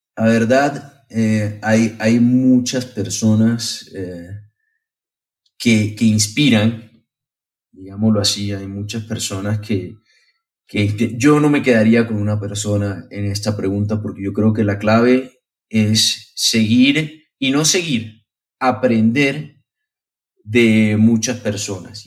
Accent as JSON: {"language": "Spanish", "country": "Colombia", "tie": "born or raised there", "also_born_or_lived": "Spain / Lebanon (ancestry)", "moved": "yes", "said": "nací en Colombia, viví mucho tiempo en, en España"}